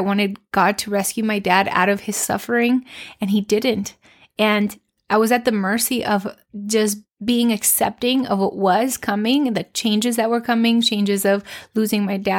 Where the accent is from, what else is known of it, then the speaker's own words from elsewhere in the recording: Mexico; I've lived in different country. Like I grew up in Mexico